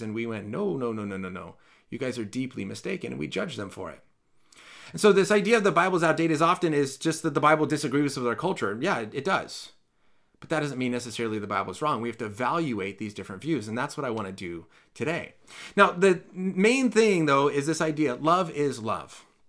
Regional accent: California, United States; As a Californian

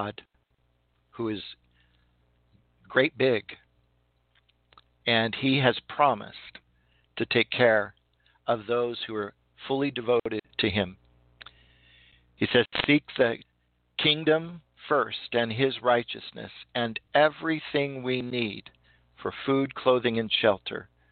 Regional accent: California, United States; I'm from California

